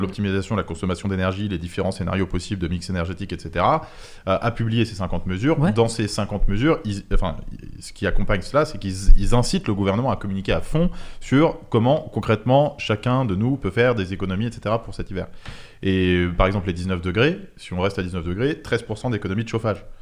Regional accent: Paris, Île-de-France, France; also born or lived in Montauban; je suis euh, parisien, mais sinon c'est Montauban

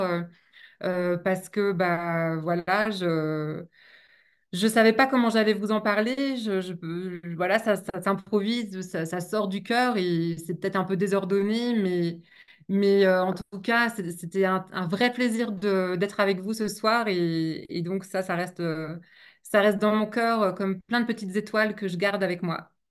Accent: the banks of the Loire, Pays de la Loire, France; Rochefort sur Loire, donc sur les bords de Loire, là d'où je viens

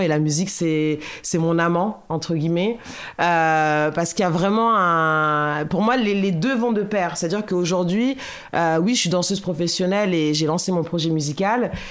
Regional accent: Boulogne, France; je suis née à Boulogne, euh, et donc j'ai grandi à Boulogne

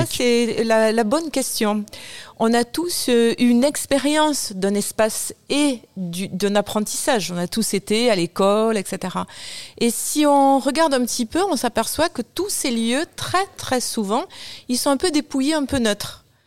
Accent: Toulouse, Occitania, France; je suis toulousaine, je suis née à Toulouse aussi, je travaille à Toulouse

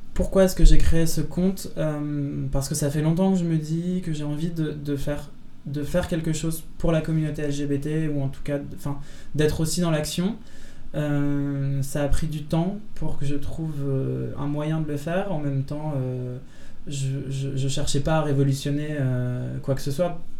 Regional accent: Lille, Hauts-de-France, France; moved away; also born or lived in Belgium; je viens de Lille à la base

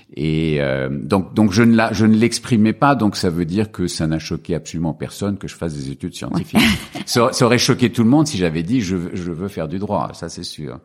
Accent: Paris region, Île-de-France, France; born or raised there; also born or lived in Algeria / Casablanca, Morocco

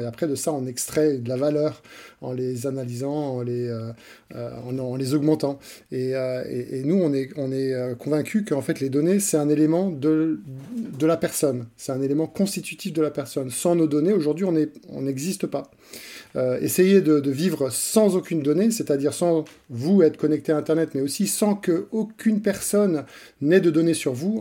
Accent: France; moved away as an adult; now in Switzerland; J'ai grandi dans, le, dans un environnement français et j'ai fait mes études en France

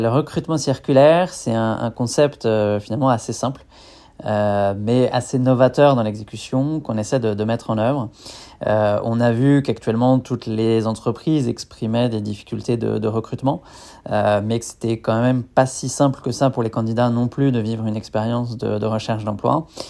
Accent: Niort, Nouvelle-Aquitaine, France; moved away as an adult; now in Lyon, France; je suis originaire de, l'ouest de la France, de la ville de Niort

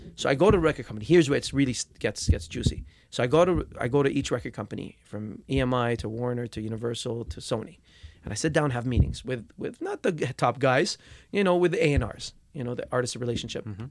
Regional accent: Dubai, United Arab Emirates; moved away; back home where I grew up in Dubai

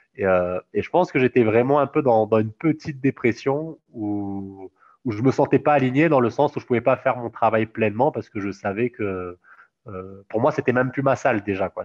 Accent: Réunion; also born or lived in Toulouse; moi, je suis réunionnais

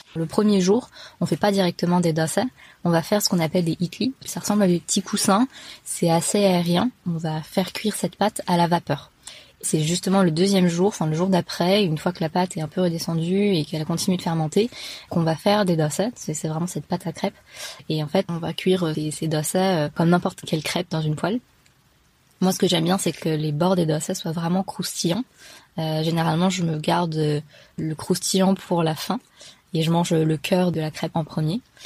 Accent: France; je suis française de culture tamoule, donc mes parents viennent de l'état du Tamil Nadu, et ils sont arrivés donc il y a plus de 30 ans, et euh, moi je suis née ici

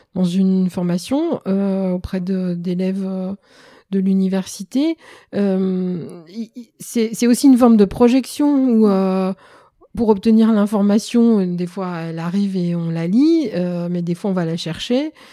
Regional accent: Roubaix, Hauts-de-France, France; also born or lived in Lyon; j'ai grandi à Roubaix

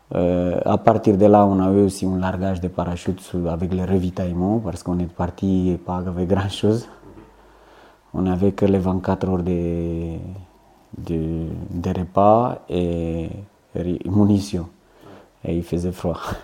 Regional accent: Romania; French is a second language; moved away as an adult; also born or lived in French Guiana / Corsica; now in Calvi, France

